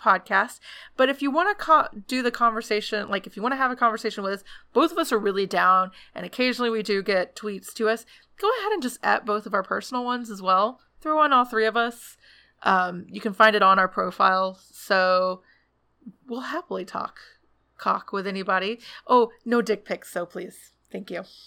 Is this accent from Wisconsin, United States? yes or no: no; Atlanta, Georgia, United States; Atlanta's my hometown